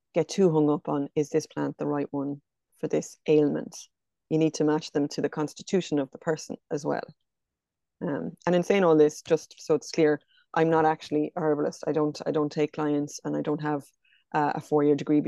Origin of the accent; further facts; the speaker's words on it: County Kilkenny, Ireland; also born or lived in County Galway; now in Loughrea, Ireland; I'm from County Kilkenny, but I'm based in County Galway out near Loughrea.